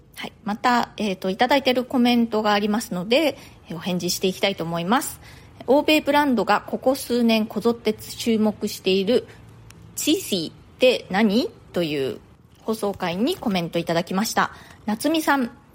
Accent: Japan; moved away as an adult; now in New York, United States; 私はねもう日本で、えー、 大学を卒業して就職もしてその後だったのでもう20代後半になっていましたニューヨークにね引っ越してきたのは27歳の時だったんですね

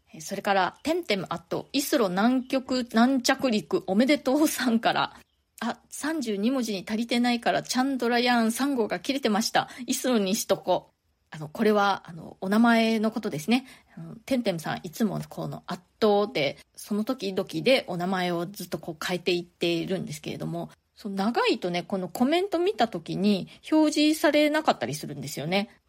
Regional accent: Japan; moved away as an adult; now in New York, United States; ずっと日本で生まれ育って大人になるまで

